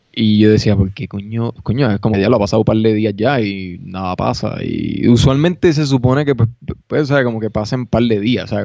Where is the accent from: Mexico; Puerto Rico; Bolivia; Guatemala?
Puerto Rico; now in Denver, United States; soy puertorriqueño